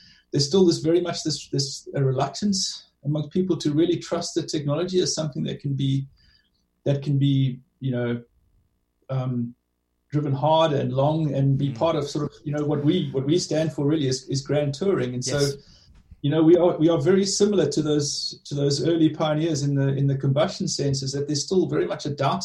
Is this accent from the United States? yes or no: no; South Africa; accent: South African; moved away; you can tell from my accent, I lived in South Africa for a long time